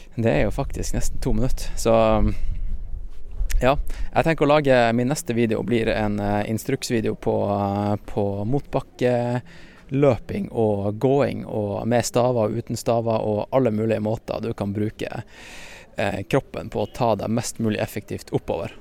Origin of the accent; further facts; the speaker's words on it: Norway; som nordmenn